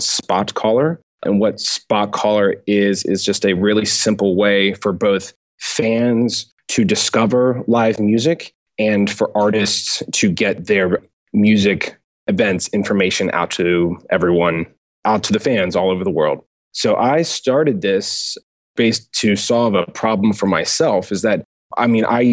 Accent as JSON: {"language": "English", "country": "United States", "also_born_or_lived": "Auckland, New Zealand", "said": "I'm an American."}